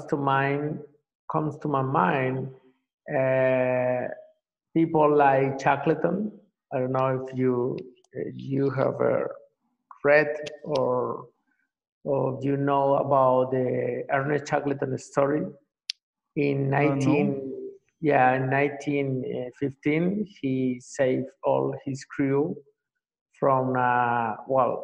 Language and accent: English; Colombia; moved away as an adult; also born or lived in Venezuela / Mexico; now in Paraguay; I am from Colombia. I have lived in several countries, and since 2009, I live in Paraguay.